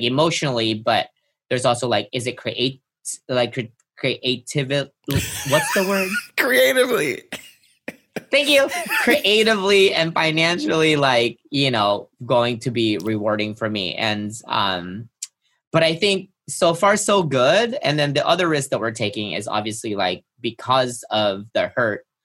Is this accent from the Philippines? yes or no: yes; Philippines; moved away; I grew up in the Philippines